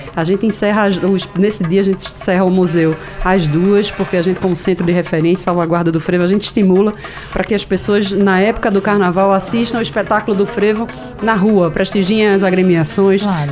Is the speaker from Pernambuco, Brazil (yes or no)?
yes; Recife, Pernambuco, Brazil; vem de onde eu nasci, vem da, da minha família, vem de Casa Amarela, né? Eu sou de Casa Amarela